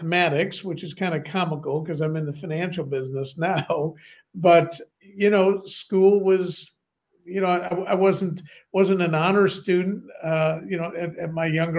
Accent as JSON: {"language": "English", "town": "Chicago", "region": "Illinois", "country": "United States", "tie": "born or raised there", "also_born_or_lived": "London, United Kingdom", "moved": "yes", "lives_now": "Bath, United Kingdom", "said": "Originally in Chicago, in the city where I grew up. And then after both my parents passed away, I was in that orphanages and foster homes, but all around the Chicago area."}